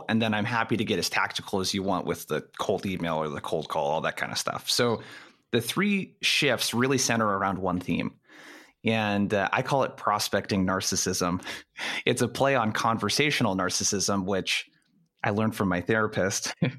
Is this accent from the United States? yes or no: yes; Brookings, Oregon, United States; So I grew up in a city called Brookings in Oregon. It's about 5,000 people. It's in the very lower left-hand corner of Oregon, as close as you can get to California.